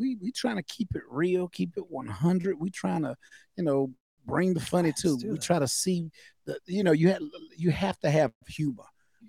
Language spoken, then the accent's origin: English; the South, United States; I'm from the South.